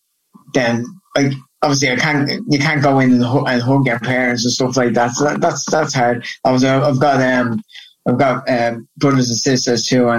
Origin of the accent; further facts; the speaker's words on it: Dublin, Leinster, Ireland; moved away as an adult; also born or lived in Portmarnock / United States; now in Dublin, Ireland; I'm from originally from Kilmarnock in Talla, which is on the south side, west side of Dublin. And I lived there until I was about 12. I moved over the north side to Portmarnock.